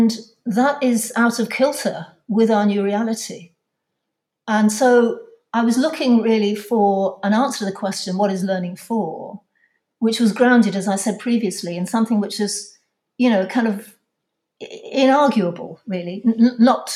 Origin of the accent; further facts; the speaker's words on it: London, United Kingdom; I'm from London.